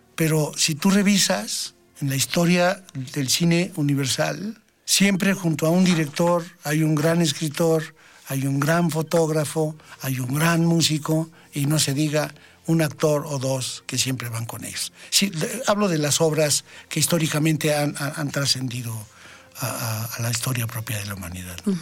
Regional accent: Mexico; en mi país

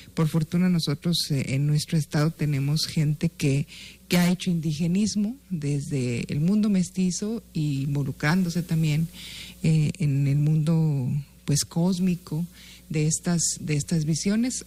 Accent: Guachochi, Chihuahua, Mexico; Huachochi, en la tierra eh, donde yo nací

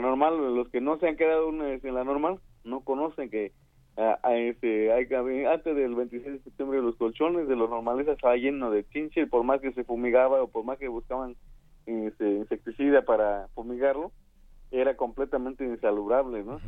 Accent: San Luis Acatlán, Guerrero, Mexico; soy del municipio de San Luis Acatlán, en tierra de Genaro Vázquez

